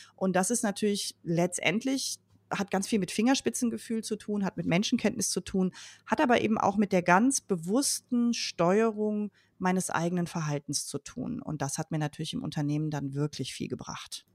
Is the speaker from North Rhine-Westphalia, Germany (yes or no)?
yes; Leverkusen, North Rhine-Westphalia, Germany; Ich bin in Leverkusen geboren und aufgewachsen